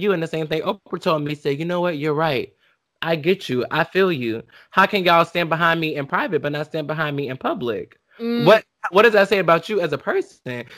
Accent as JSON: {"language": "English", "town": "Jacksonville", "region": "Florida", "country": "United States", "also_born_or_lived": "Orlando", "moved": "yes", "said": "I'm from Jacksonville on the north side"}